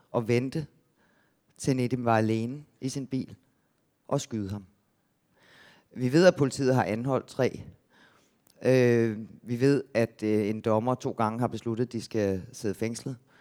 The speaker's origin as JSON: {"language": "Danish", "town": "Gentofte", "region": "Capital Region of Denmark", "country": "Denmark", "said": "der, hvor jeg kommer fra, nord for København"}